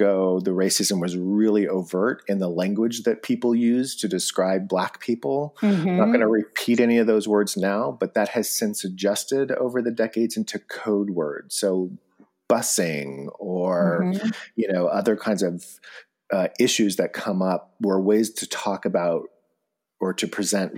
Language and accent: English; Bishop, California, United States; moved away; I grew up in Bishop